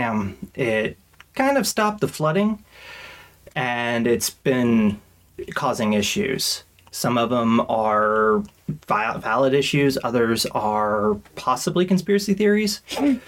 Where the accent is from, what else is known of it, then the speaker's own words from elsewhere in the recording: Kansas, United States; we're from Kansas.